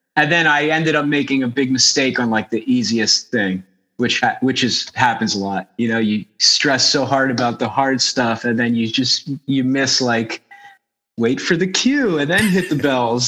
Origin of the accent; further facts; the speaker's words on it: New Jersey, United States; also born or lived in Philadelphia; I was born in Philadelphia and I grew up uh, like right over the river in South Jersey.